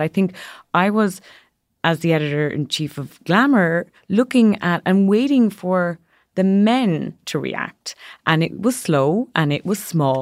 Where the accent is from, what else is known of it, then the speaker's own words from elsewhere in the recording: Ireland; moved away as an adult; now in New York, United States; growing up in a country, I'm from Ireland